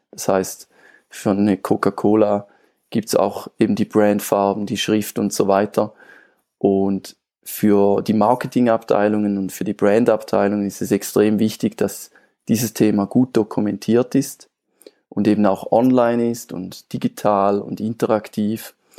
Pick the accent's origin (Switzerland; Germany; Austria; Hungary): Switzerland; ich komme aus der Schweiz.